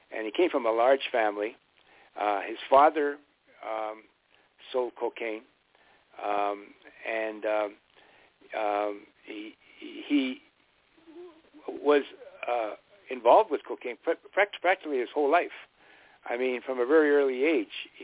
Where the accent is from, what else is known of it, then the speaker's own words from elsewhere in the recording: Canada; I'm Canadian, and I grew up under the British system